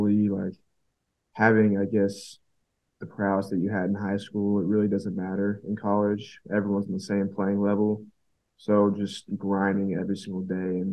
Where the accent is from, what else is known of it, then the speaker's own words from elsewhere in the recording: Georgia, United States; also born or lived in Texas; now in Norman, United States; I'm born and raised in Georgia